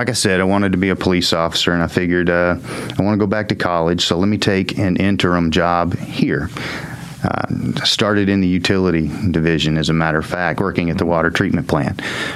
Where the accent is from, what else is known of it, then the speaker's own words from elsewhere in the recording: Arlington, Texas, United States; I was born in Arlington.